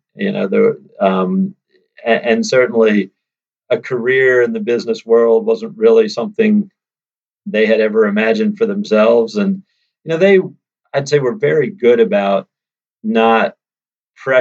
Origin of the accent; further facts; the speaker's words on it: suburban Maryland, United States; also born or lived in Washington, D.C. / southern Vermont; now in Vermont, United States; I was born in D.C., actually, and my parents were both teachers. And before I was born, they bought an old farmhouse in southern Vermont to use as a summer place. So, from the time I was born, I spent the school years in suburban Maryland